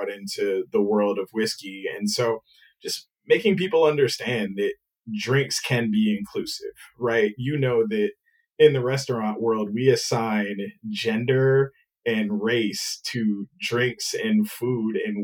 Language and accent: English; New York City, New York, United States; I was born and raised in New York